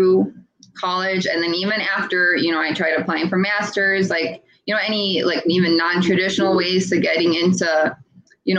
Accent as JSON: {"language": "English", "country": "India", "said": "I'm an Indian"}